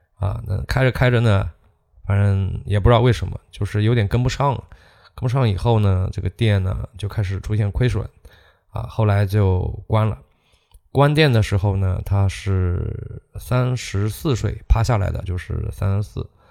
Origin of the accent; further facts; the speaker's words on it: China; 我们中国人